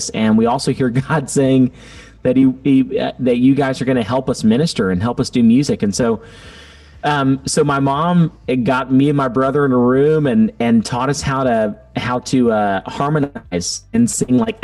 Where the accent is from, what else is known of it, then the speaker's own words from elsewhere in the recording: Baytown, Texas, United States; I'm actually from Baytown, Texas